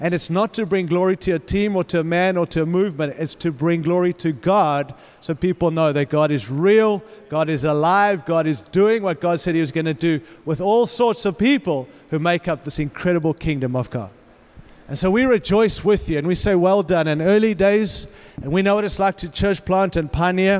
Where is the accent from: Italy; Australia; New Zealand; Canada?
Australia; accent: Australian; moved away as an adult; also born or lived in Africa / California; now in Denver, United States; I was born in Africa, raised in Australia, lived in California